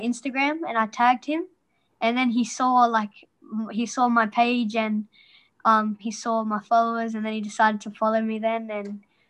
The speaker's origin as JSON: {"language": "English", "town": "Darwin", "region": "Northern Territory", "country": "Australia", "moved": "yes", "lives_now": "Melbourne, Australia", "said": "I told him that I was from Darwin"}